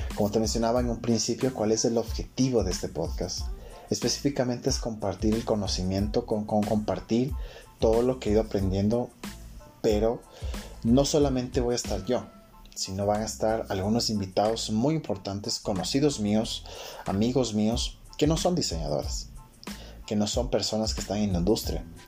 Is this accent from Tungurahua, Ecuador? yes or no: no; Quito, Pichincha, Ecuador; soy de Quito, Ecuador